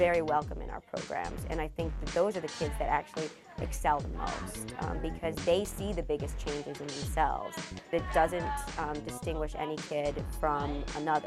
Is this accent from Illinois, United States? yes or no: yes; Chicago, Illinois, United States; I grew up in Pilsen back in, 30 years ago